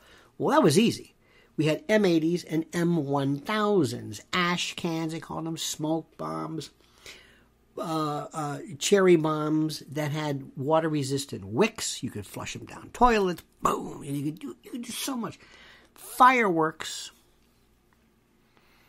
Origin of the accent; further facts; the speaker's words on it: Tampa, Florida, United States; I grew up in Florida. Not Florida. Florida. That's redneck, hot, West Coast, Tampa. Not Tampa Bay, Tampa, Hillsborough County.